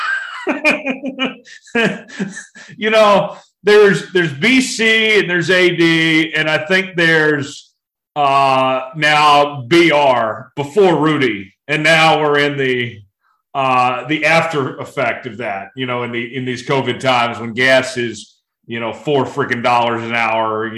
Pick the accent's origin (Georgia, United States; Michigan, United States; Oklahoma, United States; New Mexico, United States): Oklahoma, United States; Broken Arrow; moved away; where I went to school, Broken Arrow